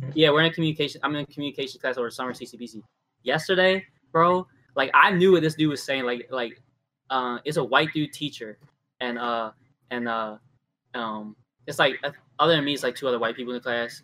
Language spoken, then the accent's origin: English; Baltimore, Maryland, United States; we're from Baltimore